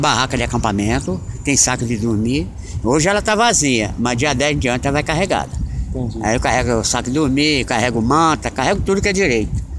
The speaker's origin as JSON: {"language": "Portuguese", "town": "Itaquaquecetuba", "region": "São Paulo", "country": "Brazil", "tie": "born or raised there", "moved": "yes", "lives_now": "Belo Horizonte, Brazil", "said": "Itaquaquecetuba, que é minha terra natal"}